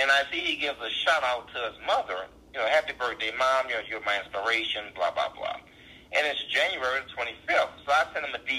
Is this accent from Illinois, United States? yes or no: no; New Orleans, Louisiana, United States; accent: New Orleans; I see why people make fun of my New Orleans accent.